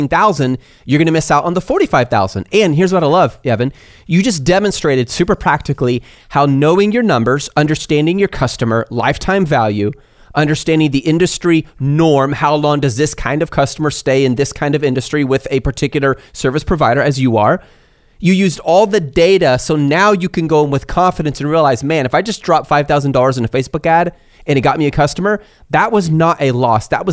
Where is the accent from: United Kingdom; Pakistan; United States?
United States; I'm an American